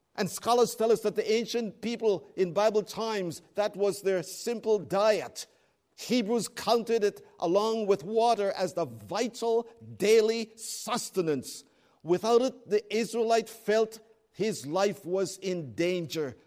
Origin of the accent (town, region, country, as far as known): Canada